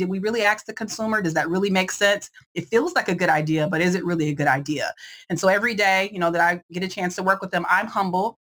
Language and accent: English; Detroit, Michigan, United States; moved away; I'm originally from Detroit